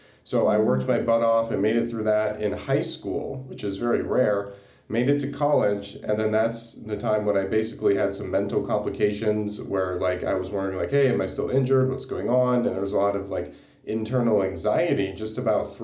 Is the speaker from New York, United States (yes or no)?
no; South Bend, Indiana, United States; now in Tampa, United States; I grew up in South Bend, Indiana, which is not too far from the University of Notre Dame.